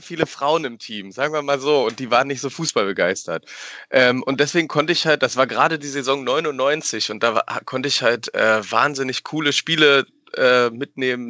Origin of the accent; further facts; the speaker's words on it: Berlin, Germany; now in Paderborn, Germany; ich bin tatsächlich in Berlin geboren und bin in der guten Hellersdorfer Platte groß geworden